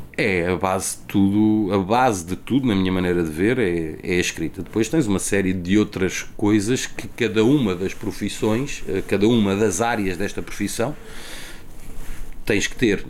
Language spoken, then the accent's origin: Portuguese; Lisbon, Portugal; also born or lived in Benfica, Lisbon; eu cresci no, nasci em Benfica, na Estrada da Damaia, depois eh, fui criado em Alcântara